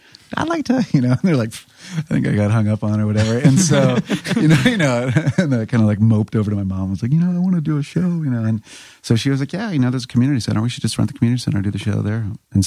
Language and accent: English; Burke, Virginia, United States; I can legitimately say I'm from Northern Virginia.